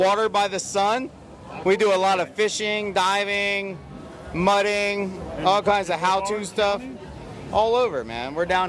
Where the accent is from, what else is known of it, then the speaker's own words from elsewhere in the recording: Melbourne, Florida, United States; also born or lived in Stuart; I'm from Melbourne, Florida.